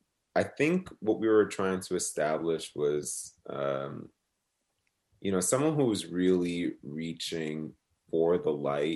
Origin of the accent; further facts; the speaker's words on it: New Jersey, United States; And I think it also relates to my feelings of when I grew up in New Jersey, just like being really close to New York City, but like also like a bridge and tunnel away from New York City.